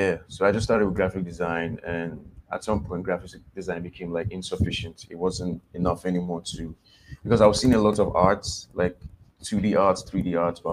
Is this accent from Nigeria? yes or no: yes; Nigeria; I'm Nigerian